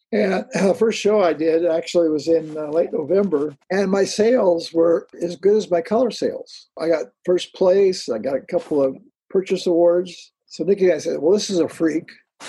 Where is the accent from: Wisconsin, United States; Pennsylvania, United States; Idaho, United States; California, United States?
California, United States; now in Florida, United States; I'm Californian.